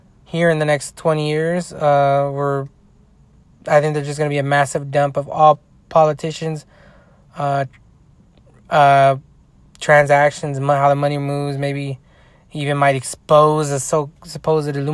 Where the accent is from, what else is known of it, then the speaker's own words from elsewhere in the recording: United States; I'm an American